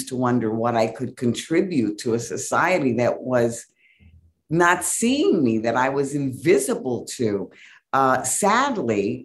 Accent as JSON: {"language": "English", "town": "New York City", "region": "New York", "country": "United States", "tie": "born or raised there", "said": "I was born in New York City and raised in the South Bronx. I'm Puerto Rican."}